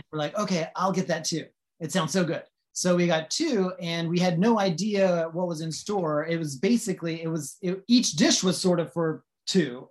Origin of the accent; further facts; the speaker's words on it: north of New Orleans, Louisiana, United States; now in Los Angeles, United States; I grew up in Louisiana, so north of New Orleans